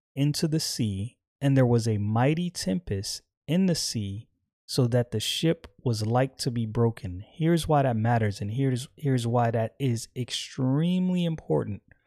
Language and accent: English; United States; I'm American